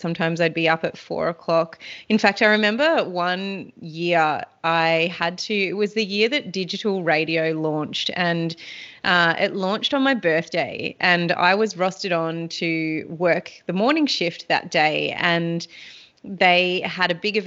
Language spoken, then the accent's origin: English; Anglesea, Victoria, Australia; I grew up down on the Great Ocean Road and I lived at the beach. I was very fortunate to have my upbringing and my childhood down in Anglesey, which is on the Great Ocean Road.